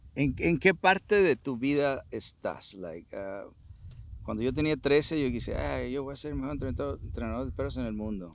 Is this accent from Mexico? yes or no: yes; Culiacán, Sinaloa, Mexico; moved away; sinaloense, culichi